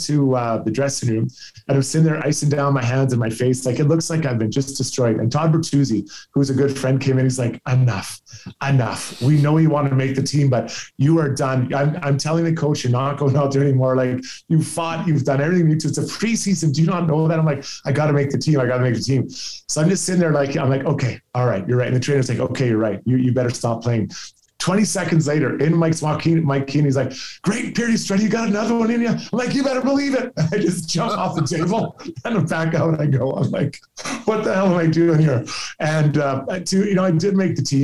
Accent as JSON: {"language": "English", "town": "Edmonton", "region": "Alberta", "country": "Canada", "tie": "born or raised there", "said": "this is my hometown"}